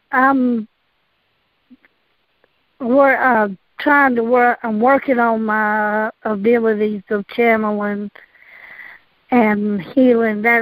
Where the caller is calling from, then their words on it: North Carolina, United States; from North Carolina.